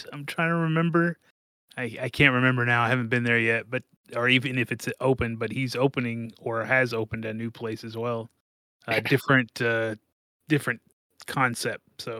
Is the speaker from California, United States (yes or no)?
no; Indiana, United States; now in Louisville, United States; I grew up in Indiana. I came across the river, so.